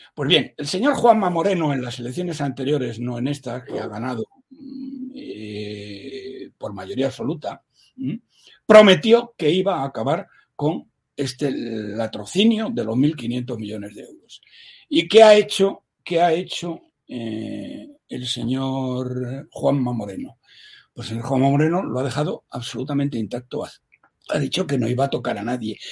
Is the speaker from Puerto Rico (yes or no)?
no; Spain; como español de bien, que como tal me considero